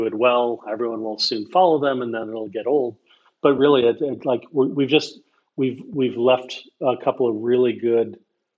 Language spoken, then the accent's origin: English; United States; As an American